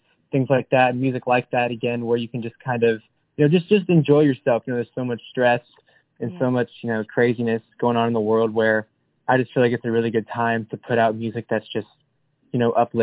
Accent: Lakeland, Florida, United States; moved away as an adult; now in Nashville, United States; gigging around my hometown back in Lakeland, Florida.

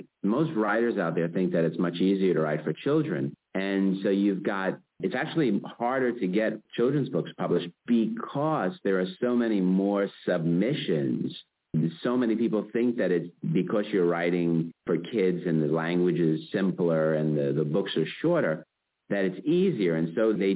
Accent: New York City, New York, United States; I come from Brooklyn, New York

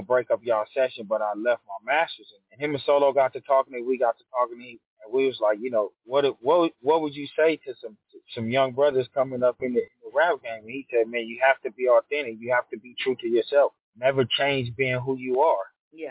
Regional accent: Los Angeles, California, United States; also born or lived in Ontario, California; I grew up South Central

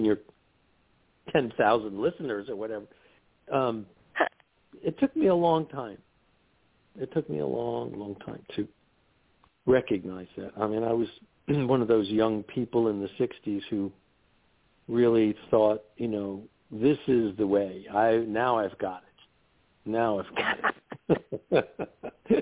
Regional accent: New York, United States; I'm a New Yorker, okay? I grew up in New York

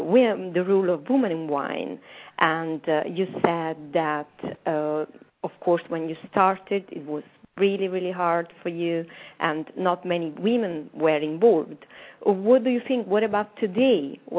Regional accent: Amalfi Coast, Campania, Italy; I'm from Campania region, the Amalfi Coast.

